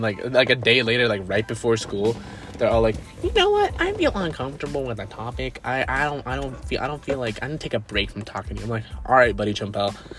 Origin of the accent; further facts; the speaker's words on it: Nicaragua; I'm not even from Mexico, I'm from Nicaragua